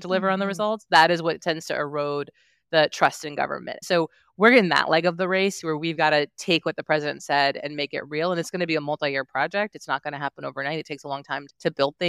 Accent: Virginia, United States; I'm from Virginia. It's my home state

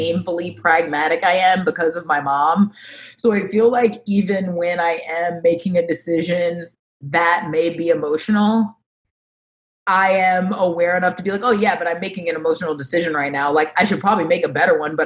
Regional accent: Orange Park, Florida, United States; also born or lived in Baltimore, Maryland; I grew up in Orange Park, which is a suburb of Jacksonville

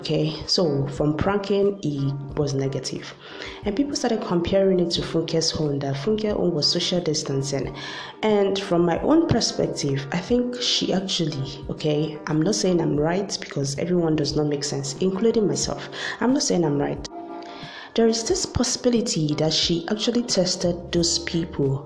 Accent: Nigeria; as a Nigerian

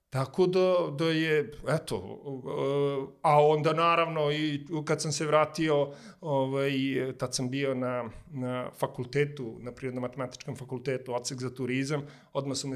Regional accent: Smederevska Palanka, Šumadija and Western Serbia, Serbia; moved away as an adult; also born or lived in Belgrade / China; ja sam iz Smederevske palanke i mi smo palančani, kad smo došli u, u Beograd

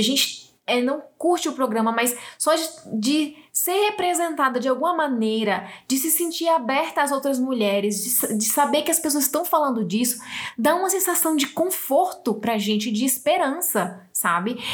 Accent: Northeast Region, Brazil; sou do Nordeste

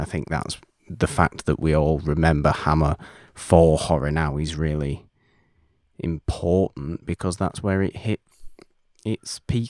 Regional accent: United Kingdom; Aren't we evil as British people know? Yes, we are.

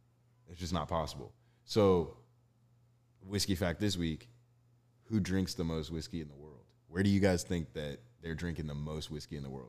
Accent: Dallas area, Texas, United States; it was so expensive growing up around the Cowboys.

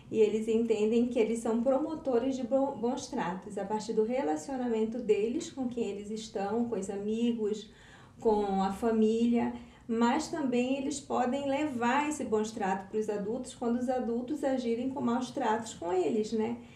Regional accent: North Region, Brazil; sou do norte do Brasil

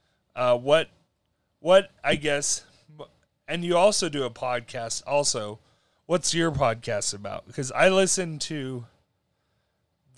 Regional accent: New Mexico, United States; moved away; when I grew up in New Mexico, that's where I'm originally from

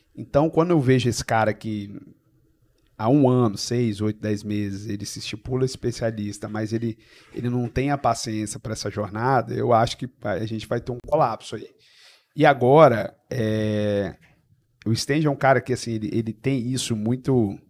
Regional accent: Serra, Espírito Santo, Brazil; Eu sou da Serra, vim de um bairro. É, o pessoal, quando escuta, fica bravo, mas é um bairro de periferia chamado Eldorado.

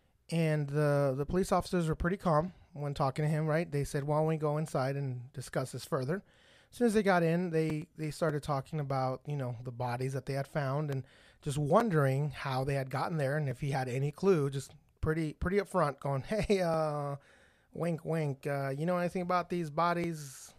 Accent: Fraserburgh, Scotland, United Kingdom; I'm from Frazerburg, Scotland.

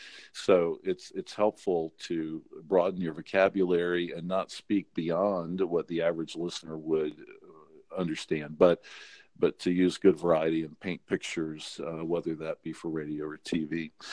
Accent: North Carolina, United States; accent: North Carolina accent; But, you know, one of the things I had to do growing up in North Carolina, I had a pretty strong North Carolina accent.

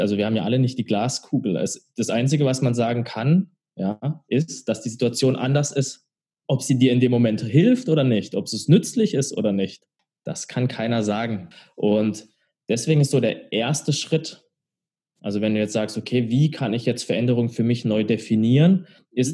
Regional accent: near Karlsruhe, Baden-Württemberg, Germany; now in Hamburg, Germany; Ich komme aus Karlsruhe, du hast es ja gesagt, aus der Nähe von Karlsruhe

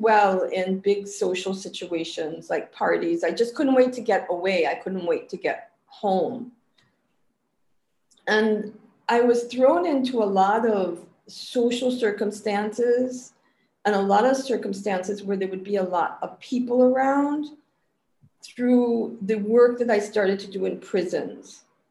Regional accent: Ohio, United States; moved away as an adult; also born or lived in California / Seattle; now in Trinidad and Tobago; I'm from Ohio originally. I grew up on a dairy farm in Ohio, a very remote dairy farm where I never had to speak to people.

